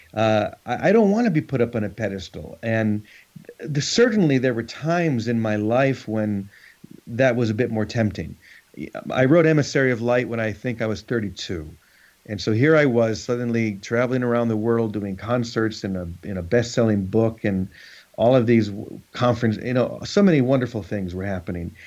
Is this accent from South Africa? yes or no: no; United States; being an American